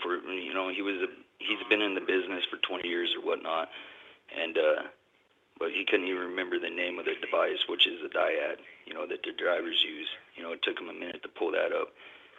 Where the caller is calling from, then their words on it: Dallas, Texas, United States; I'm calling from Texas, Dallas, Texas, out of local 767.